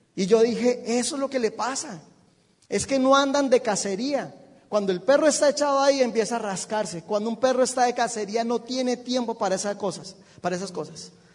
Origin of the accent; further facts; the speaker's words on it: Bogotá, Colombia; yo soy de Bogotá, no hay mar